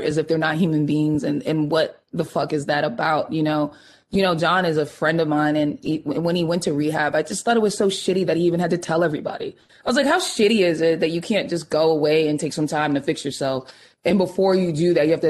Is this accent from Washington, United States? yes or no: no; Boston, Massachusetts, United States; moved away; we're both from Dorchester, you know, we're both Bostonians